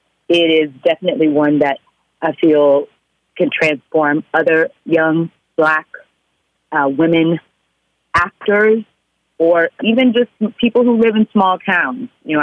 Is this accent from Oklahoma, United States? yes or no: yes; Oklahoma, United States; But hey, I'm from Oklahoma.